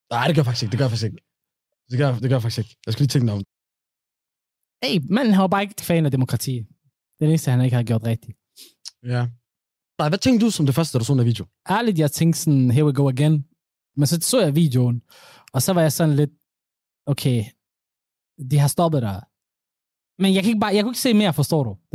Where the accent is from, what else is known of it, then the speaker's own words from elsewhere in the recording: Somalia; jeg cykler, jeg er somalier.